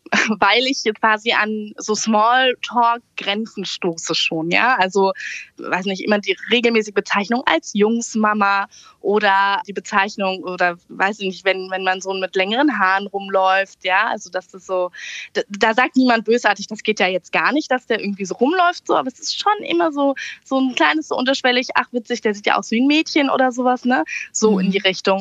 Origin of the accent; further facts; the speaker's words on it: Berlin, Germany; moved away as an adult; also born or lived in southern Hesse; now in Hesse, Germany; Ich wurde in Berlin geboren und lebe jetzt auf einem hessischen Dorf in Südhessen